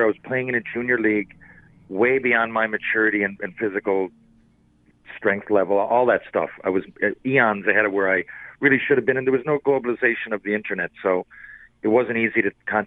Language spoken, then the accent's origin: English; Newfoundland and Labrador, Canada; I'm from Newfoundland. There's not a lot of NHLers from here